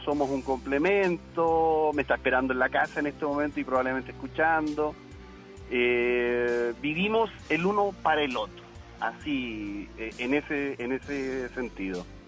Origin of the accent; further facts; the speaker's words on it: Chile; now in Monterrey, Mexico; yo soy chileno